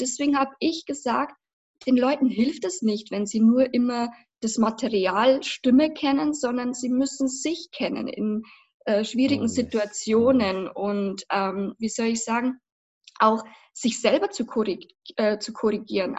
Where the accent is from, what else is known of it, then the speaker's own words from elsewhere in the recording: Passau, Bavaria, Germany; also born or lived in Berlin; ich komme aus Passau. Das liegt in Niederbayern